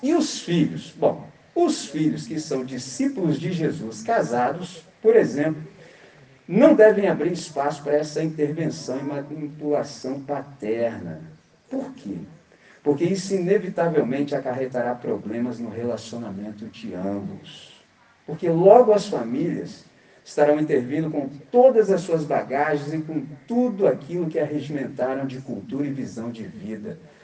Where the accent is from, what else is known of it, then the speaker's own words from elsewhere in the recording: Brazil; nós que somos brasileiros